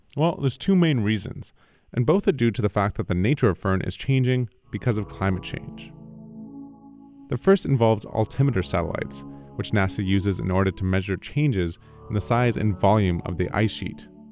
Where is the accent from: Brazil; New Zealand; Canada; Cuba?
Canada; I'm Canadian